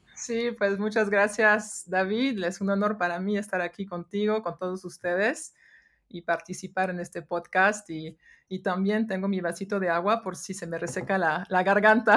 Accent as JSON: {"language": "Spanish", "country": "France", "tie": "born or raised there", "second_language": "Spanish", "moved": "as an adult", "lives_now": "Mexico", "said": "crecí en Francia"}